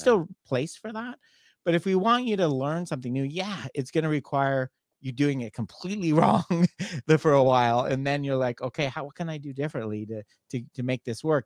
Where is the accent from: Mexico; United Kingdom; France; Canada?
Canada; moved away; I'm from Canada originally